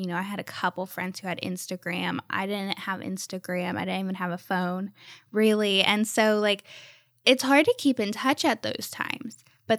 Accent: Ohio, United States; born there; also born or lived in Texas / Florida; I lived in Texas and I live now in Florida, and I was born in Ohio.

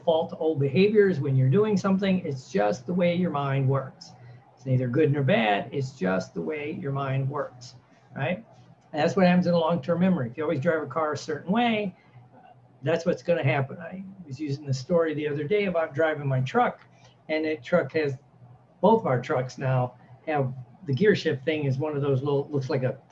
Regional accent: Midwest, United States; I was raised in the Midwest

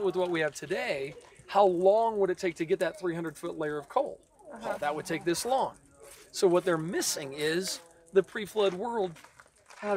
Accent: Peoria, Illinois, United States; I was born in Peoria

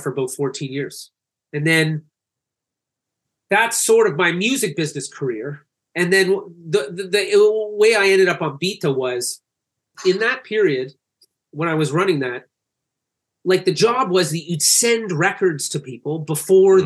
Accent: Canada; also born or lived in Calgary; I'm Canadian

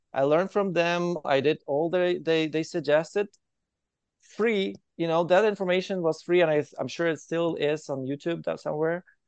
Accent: Ukraine; moved away as an adult; now in Calgary, Canada; I'm from Ukraine. I moved to Canada directly to Calgary in 2015.

